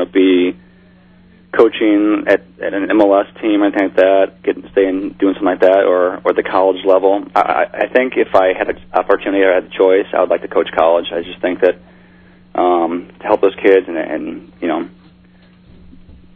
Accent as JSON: {"language": "English", "region": "Midwest", "country": "United States", "tie": "born or raised there", "moved": "yes", "said": "I grew up in the Midwest, so I always did a lot of bass fishing"}